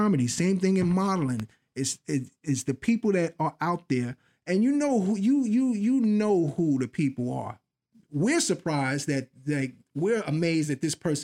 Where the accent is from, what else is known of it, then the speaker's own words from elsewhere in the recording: New York City, New York, United States; I grew up in the Bronx, and a lot of the people early on were people that I knew, people that lived in my building